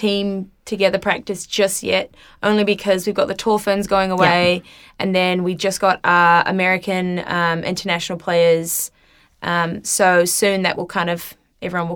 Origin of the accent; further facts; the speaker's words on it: Wellington, New Zealand; moved away; also born or lived in United States; I'm originally from Wellington